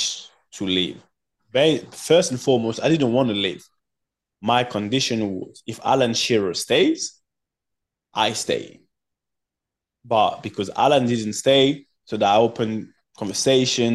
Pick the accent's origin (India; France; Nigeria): France; English is a second language; moved away as an adult; also born or lived in Cameroon / England; I just come from France